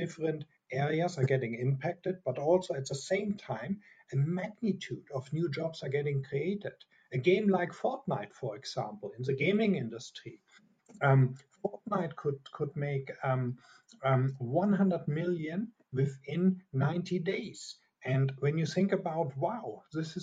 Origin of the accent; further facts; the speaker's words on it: Germany; accent: German; English is a second language; from my strong accent, I'm a German. I'm here in Europe, in Munich right now.